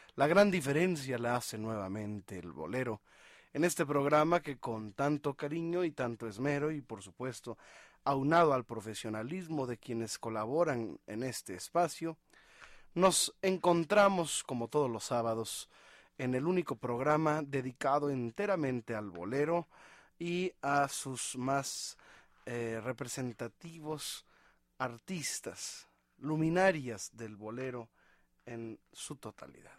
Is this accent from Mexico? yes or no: yes; Mexico; nosotros como mexicanos